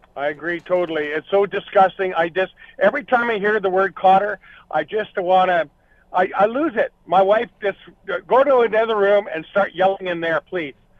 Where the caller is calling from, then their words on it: Camrose, Alberta, Canada; I'm actually calling from Camrose, Alberta.